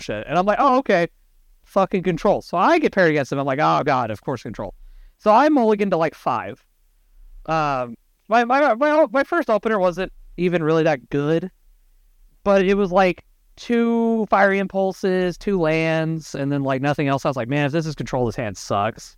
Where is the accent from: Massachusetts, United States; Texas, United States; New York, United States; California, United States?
Texas, United States; Brett and I are from down south, we're from Texas